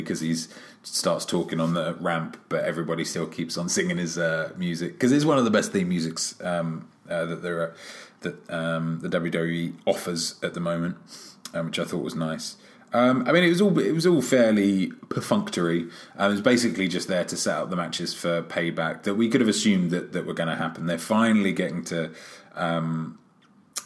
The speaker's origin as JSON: {"language": "English", "region": "London", "country": "United Kingdom", "tie": "born or raised there", "said": "my hometown, London, England"}